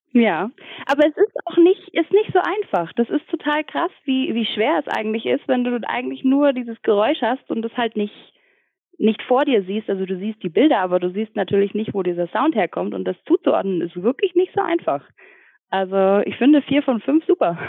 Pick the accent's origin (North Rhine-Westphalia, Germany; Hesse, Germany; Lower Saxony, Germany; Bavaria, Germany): Bavaria, Germany; Ingolstadt; moved away as an adult; now in Munich, Germany; ich komme auch eigentlich aus Ingolstadt und äh, wohne jetzt mittlerweile seit fünf Jahren, glaube ich, in München